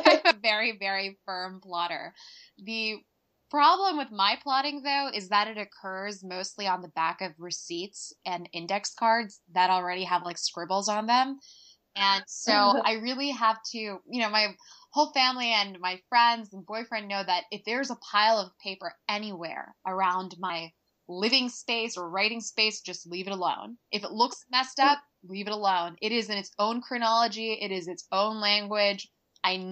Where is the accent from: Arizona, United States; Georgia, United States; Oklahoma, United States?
Georgia, United States; Atlanta; I'm from Atlanta